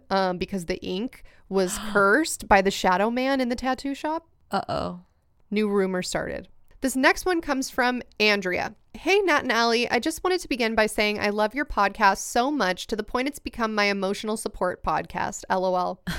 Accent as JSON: {"language": "English", "country": "United States", "said": "I mentioned that I'm Mexican American, so growing up, I would visit Mexico to see my family."}